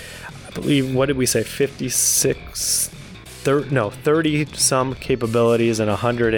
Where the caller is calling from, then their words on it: Dallas, Texas, United States; I'm calling in from Dallas, Fort Worth.